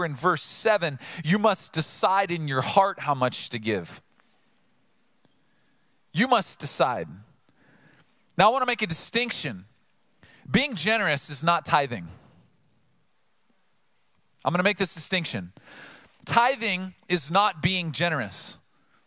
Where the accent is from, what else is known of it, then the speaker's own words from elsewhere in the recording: Oceanside, United States; I grew up in Oceanside